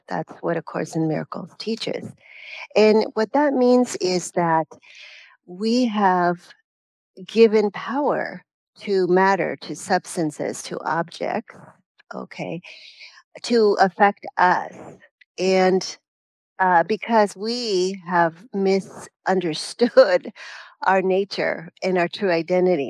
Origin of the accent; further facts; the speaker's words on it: Mexico; moved away; also born or lived in California; I was born in Mexico in a small little village